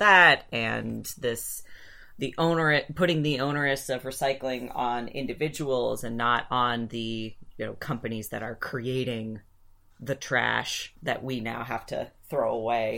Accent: Ann Arbor, Michigan, United States; we grew up in Ann Arbor

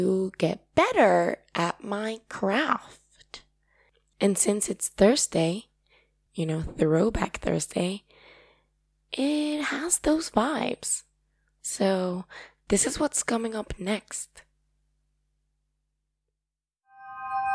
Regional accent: Paraguay; accent: Paraguayan; first language Spanish; English is a second language; I love my Paraguayan accent

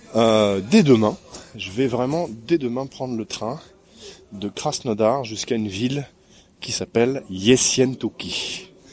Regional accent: France; je suis français, je voyage dans le coin un petit peu

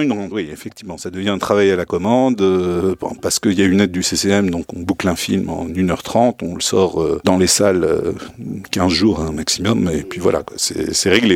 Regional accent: Souss-Massa, Morocco; Je suis originaire du Sousse

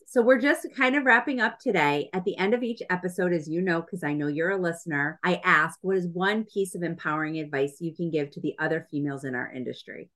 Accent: New England, United States; we're from New England, New England girls

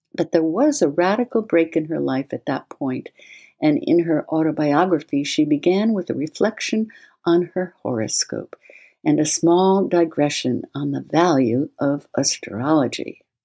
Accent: New England, United States; I was born in New England

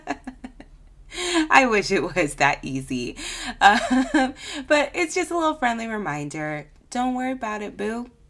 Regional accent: California, United States; I'm from California

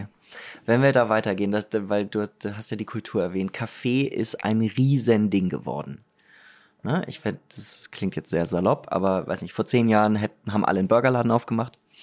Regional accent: Germany; ich bin Deutscher

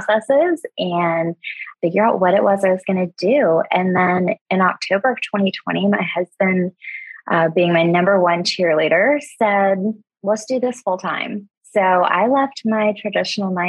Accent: Florida, United States; I was born and raised in Florida

